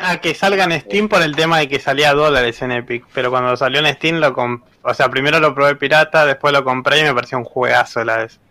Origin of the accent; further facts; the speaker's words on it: Florencio Varela, Buenos Aires Province, Argentina; acá yo soy de Varela